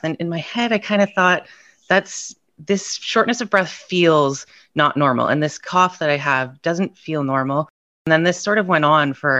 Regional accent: Ontario, Canada; I'm from Ontario, Canada.

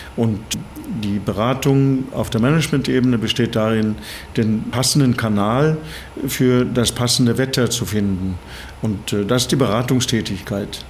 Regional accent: Bergen, Vestland, Norway; German is a second language; moved away as an adult; also born or lived in Saarland, Germany; now in Germany; ursprünglich komme ich aus Norwegen. Ich bin an der Küste in Norwegen in Bergen geboren.

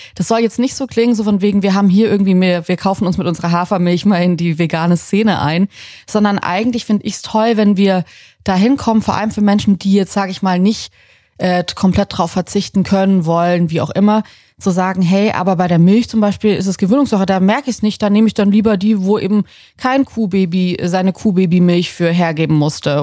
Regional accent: Southern Germany, Germany; moved away; ich bin in Süddeutschland auf dem Land aufgewachsen

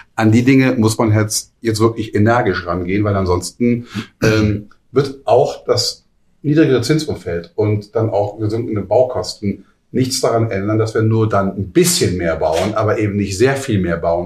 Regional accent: Hamburg, Germany; ich komme ja nun auch aus Hamburg

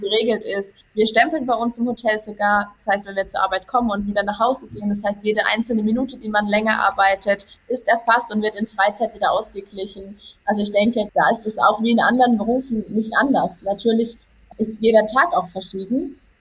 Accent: Karlsruhe area, Baden-Württemberg, Germany; Ich komme aus dem Karlsruher Bereich

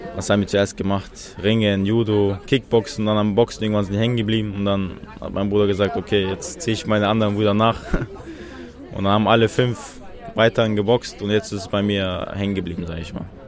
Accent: Chechnya, Russia; now in Berlin, Germany; ich komme aus Tschetschenien.

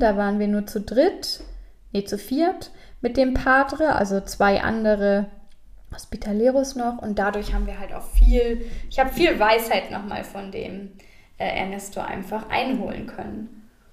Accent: Germany; Wir als Deutsche

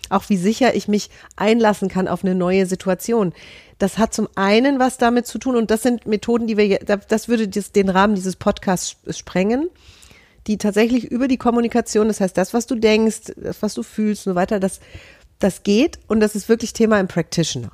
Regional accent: Hesse, Germany; ich bin Hessin

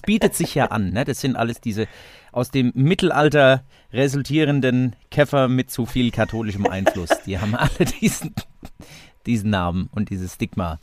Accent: Seligenstadt, Hesse, Germany; in meiner Heimatstadt in Selingstadt

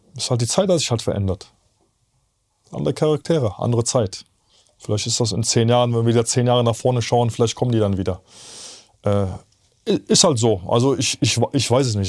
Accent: Bergheim, North Rhine-Westphalia, Germany; also born or lived in Poland / Zabrze, Poland; ich komme ja aus Polen, hier geboren, mit der Familie rübergekommen

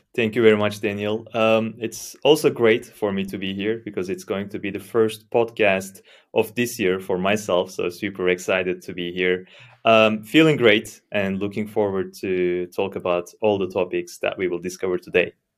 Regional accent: Istanbul, Turkey; moved away as an adult; now in Germany; I'm from Istanbul, Turkey. Moved to Germany five years ago

